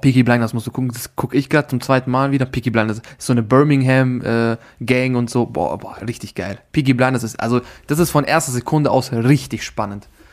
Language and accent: German; Austria; dass ich Österreicher bin